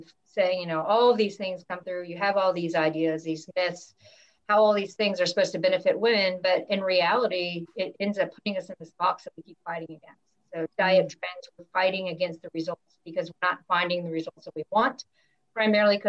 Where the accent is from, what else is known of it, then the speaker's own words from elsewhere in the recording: United States; growing up in the States